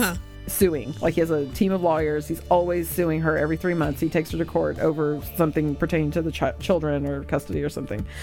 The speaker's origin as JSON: {"language": "English", "country": "United States", "said": "I'm American"}